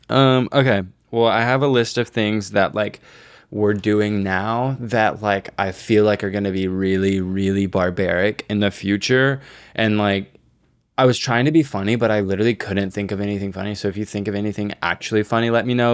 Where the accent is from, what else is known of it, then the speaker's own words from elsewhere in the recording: Texas, United States; I grew up in Texas